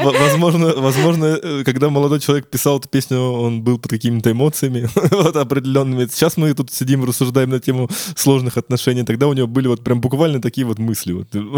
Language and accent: Russian; Ryazan, Ryazan Oblast, Russia; у нас в Рязани, откуда я родом